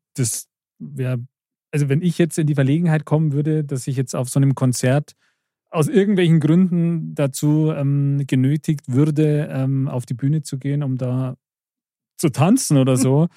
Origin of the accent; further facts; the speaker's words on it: Germering, Bavaria, Germany; als gebürtig Germering